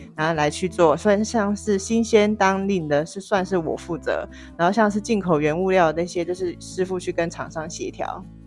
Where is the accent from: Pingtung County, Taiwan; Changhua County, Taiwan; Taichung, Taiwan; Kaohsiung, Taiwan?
Kaohsiung, Taiwan; moved away as an adult; now in Taipei, Taiwan; 那我来自高雄